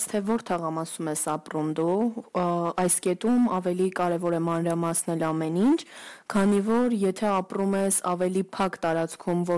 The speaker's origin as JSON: {"language": "Armenian", "region": "Istanbul", "country": "Turkey", "tie": "born or raised there", "moved": "yes", "lives_now": "Armenia", "said": "ես մեծացել եմ այնտեղ"}